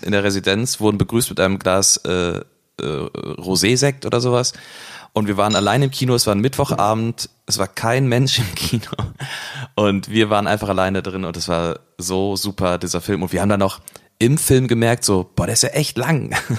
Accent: Cologne, North Rhine-Westphalia, Germany; wir als, äh, Kölner

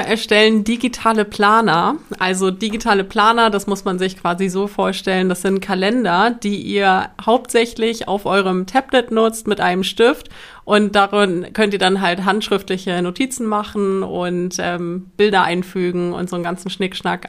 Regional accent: Cuxhaven, Lower Saxony, Germany; wir kommen aus Cuxhaven

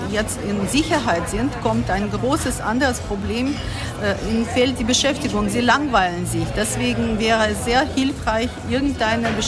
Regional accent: Kharkiv, Kharkiv Oblast, Ukraine; Ich komme aus Kharkiv und ich leite ein äh, Reha-Zentrum für äh, junge äh, Behinderte und Jugendliche

